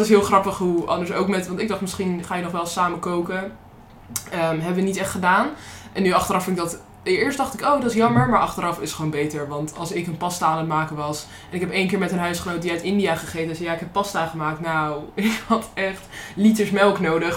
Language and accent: Dutch; Netherlands; ik uit Nederland kwam en dat dat zo ver weg was